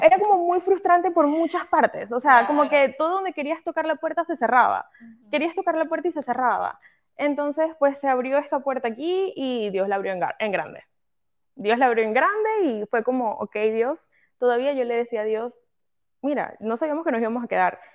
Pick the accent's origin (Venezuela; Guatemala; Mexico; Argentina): Venezuela; moved away as an adult; soy venezolana, eh, ese es mi origen, soy venezolana, nací allá, crecí allá, eh, llegué a este país hace aproximadamente como cinco años más o menos